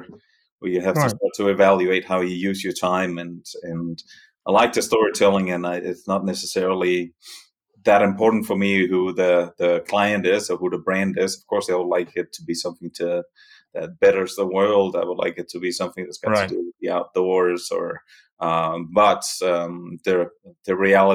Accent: Denmark; accent: Danish; moved away as an adult; also born or lived in New York City, United States / Catskills, New York, United States; now in Val Trebbia, Italy; The accent is Danish. I'm from Denmark originally

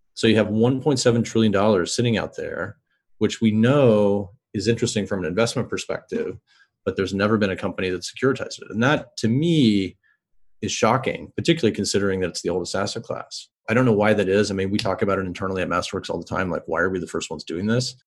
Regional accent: Kansas City, Missouri, United States; I grew up in Kansas City

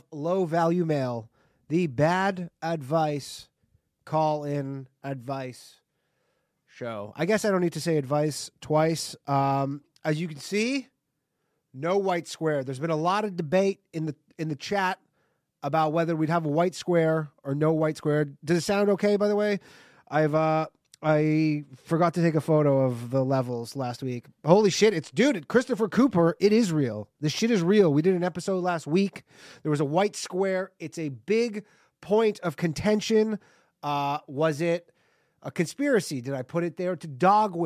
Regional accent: Canada; moved away as an adult; now in New York, United States; I'm Canadian. I'm a foreigner in this country

